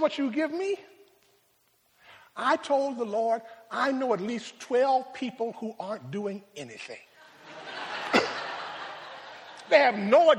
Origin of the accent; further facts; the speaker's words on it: Rochester, New York, United States; My hometown is Rochester